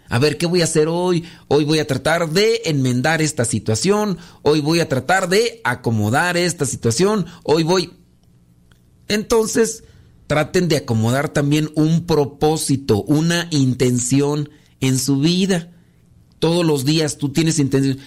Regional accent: Mexico; soy de México

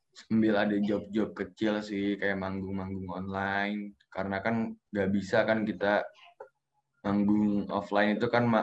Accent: Bogor, West Java, Indonesia; gue lahir di Bogor orang Bogor asli gitu

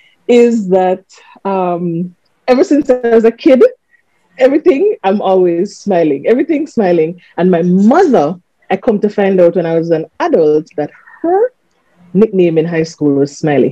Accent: Montego Bay, Saint James, Jamaica; I'm a Moby girl.

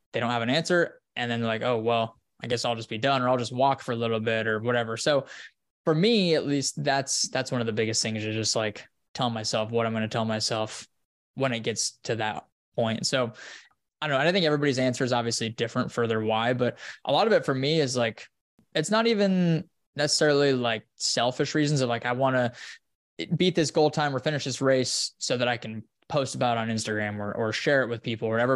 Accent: Wyoming, United States; now in Austin, United States; up in the mountains in Wyoming where I'm from, in my hometown

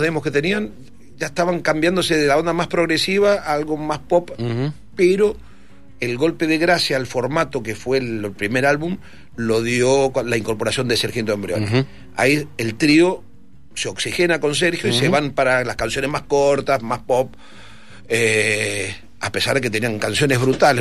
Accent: Mendoza, Argentina; moved away; como todo mendocino, yo me venía al fin de, eh, a fin de año, me venía de vacaciones a Mendoza

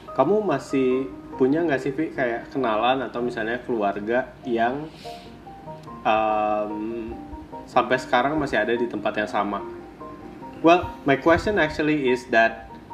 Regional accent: Sanggau, West Kalimantan, Indonesia; moved away; Yang aku kangen dari kota Sanggau ini yang pertama makanannya

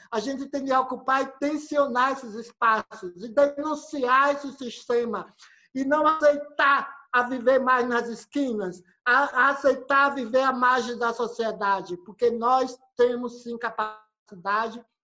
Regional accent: Santa Rosa de Lima, Sergipe, Brazil; eu sou do interior aqui de Santa Rosa

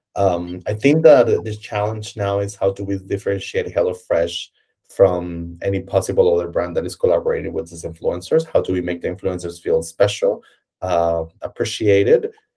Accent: Colombia; moved away as an adult; now in Berlin, Germany; I'm obviously not from Germany. Uh, I'm from Colombia, uh, and I moved to Germany

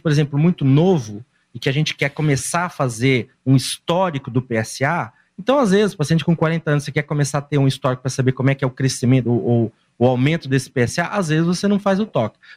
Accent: São Paulo, Brazil; born there; now in Londrina, Brazil; E eu nasci

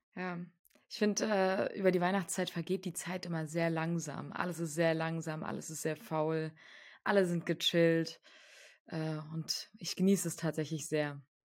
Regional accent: Frankfurt, Hesse, Germany; moved away; also ich komme aus Frankfurt ursprünglich, meine Familie kommt aus Frankfurt

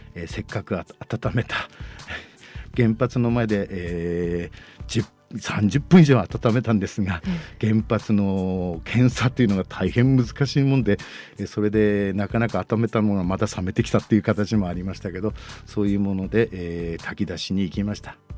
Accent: Sendai, Miyagi, Japan; 生まれ育ちが、えー、この地域には本当に近いところに、はい、生まれて育ちまして

